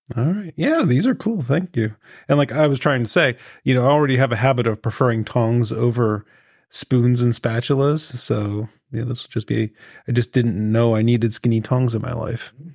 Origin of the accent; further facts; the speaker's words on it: Pittsburgh, Pennsylvania, United States; accent: Pittsburgh; hamming up my Pittsburgh accent